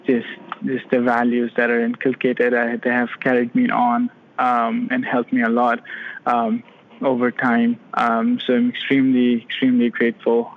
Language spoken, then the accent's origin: English; Pakistan; moved away as an adult; now in Florida, United States; So I am originally from Pakistan. I completed all my education there, completed my medical college in Pakistan